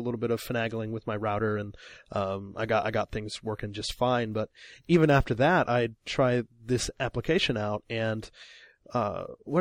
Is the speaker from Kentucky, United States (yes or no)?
no; Illinois, United States; now in Japan; I'm from Illinois, middle of America